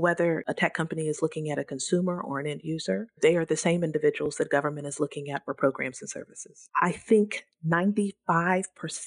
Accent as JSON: {"language": "English", "area": "Central Valley", "region": "California", "country": "United States", "tie": "born or raised there", "said": "I'm born and raised in the Central Valley, and that's very near and dear to my heart."}